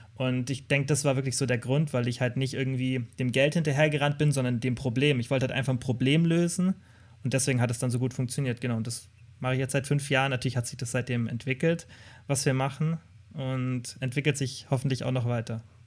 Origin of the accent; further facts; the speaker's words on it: Kempten, Bavaria, Germany; moved away as an adult; now in Stuttgart, Germany; Ich komme aus Kempten, aus dem Allgäu